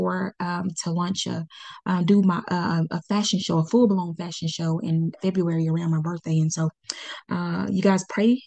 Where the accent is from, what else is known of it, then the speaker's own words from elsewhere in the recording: Pine Bluff, Arkansas, United States; I started in my hometown. This is where I was born and raised.